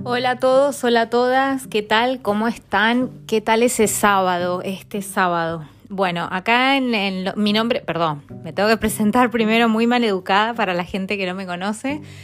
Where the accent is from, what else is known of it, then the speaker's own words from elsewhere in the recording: Mendoza, Argentina; moved away as an adult; also born or lived in Milan / Barcelona / Buenos Aires; now in London, United Kingdom; Yo soy de Mendoza